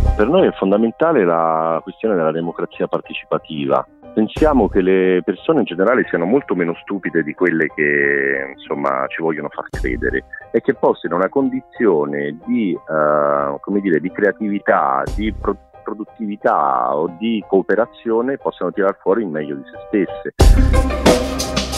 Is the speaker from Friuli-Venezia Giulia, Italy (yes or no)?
no; Rome, Lazio, Italy; now in Cagliari, Italy; io vengo da Roma, sono romano, per me, almeno per, per metà, diciamo